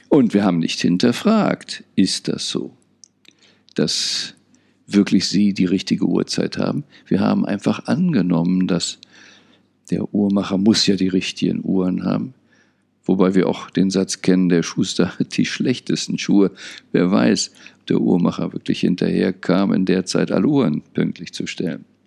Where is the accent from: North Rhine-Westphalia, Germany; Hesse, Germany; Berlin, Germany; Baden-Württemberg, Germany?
Berlin, Germany; Ich bin unter anderem in Berlin aufgewachsen